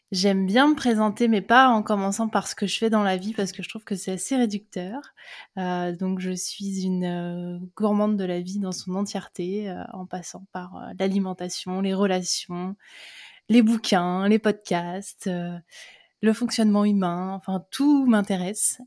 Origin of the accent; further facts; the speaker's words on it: Seine-et-Marne, Île-de-France, France; moved away as an adult; je suis née en Seine-et-Marne. J'ai fait 18 ans de ma vie là-bas.